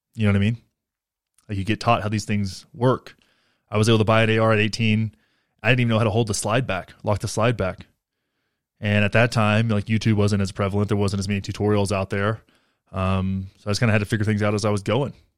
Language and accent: English; Texas, United States; now in Colorado, United States; I grew up in Texas and now I live in Colorado